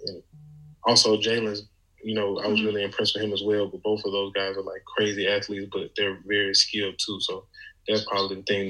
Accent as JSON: {"language": "English", "town": "Clinton", "region": "Mississippi", "country": "United States", "tie": "born or raised there", "said": "My hometown is Clinton, Mississippi."}